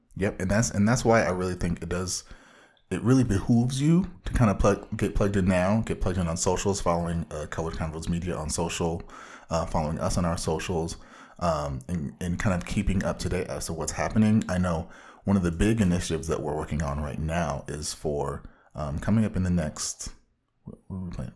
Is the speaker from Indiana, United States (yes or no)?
no; Orange County, Southern California, United States; moved away as an adult; also born or lived in Chicago; bona fide comic book fanatic from the widest part of Southern California